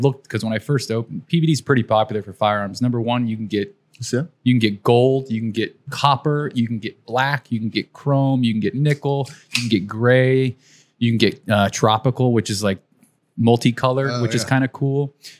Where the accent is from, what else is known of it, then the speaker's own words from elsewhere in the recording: San Antonio, Texas, United States; Born and raised San Antonio.